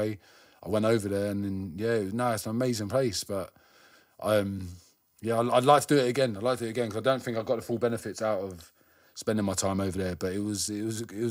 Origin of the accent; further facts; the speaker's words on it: London, United Kingdom; where I grew up around Northwest, it was everyone I knew that was graffiti was drum and bass heads